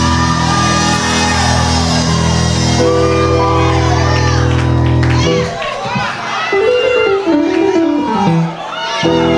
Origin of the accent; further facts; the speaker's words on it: Kentucky, United States; I'm from Kentucky